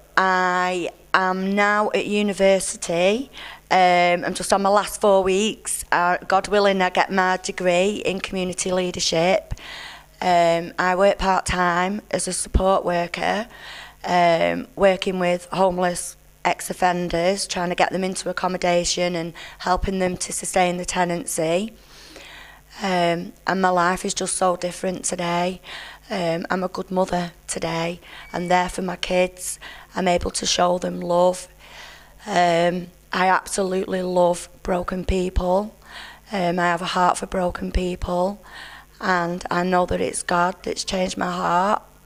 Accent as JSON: {"language": "English", "town": "Burnley", "region": "North West England", "country": "United Kingdom", "said": "I'm from Burnley in Lancashire"}